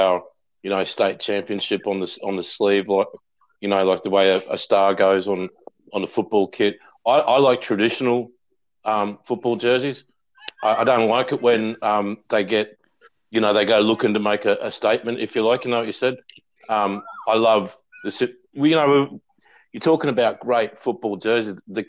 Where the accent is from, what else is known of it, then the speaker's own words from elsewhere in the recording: Queensland, Australia; it reminds me of being a boy growing up in Queensland. I think one of the best things about growing up a Queenslander was that I was able to fall in love with four codes of football